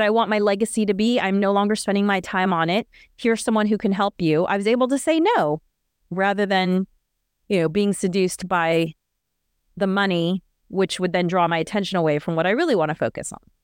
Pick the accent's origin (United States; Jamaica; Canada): United States; Natasha and I are both Americans.